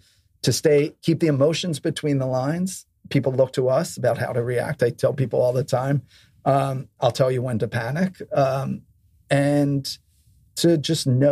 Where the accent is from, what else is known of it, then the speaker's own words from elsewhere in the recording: Philadelphia, Pennsylvania, United States; now in New York City, United States; I come from Philadelphia and I have a very strong base there.